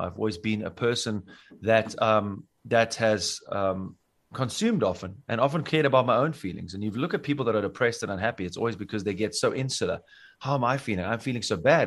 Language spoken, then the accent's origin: English; South Africa; now in Bavaria, Germany; where I come from Africa